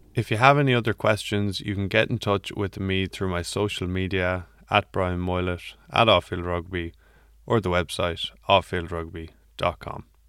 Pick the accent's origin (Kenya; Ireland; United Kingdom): Ireland; I'm Irish